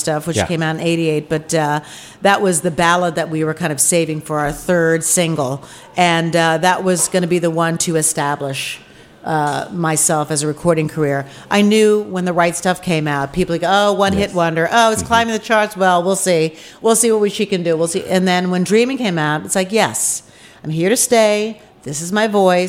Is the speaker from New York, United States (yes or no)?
yes; outside of New York, United States; I grew up outside of New York